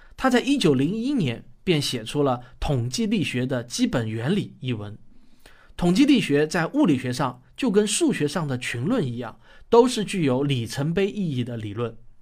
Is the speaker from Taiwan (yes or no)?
no; China; 我们中国人比较出名的有陈独秀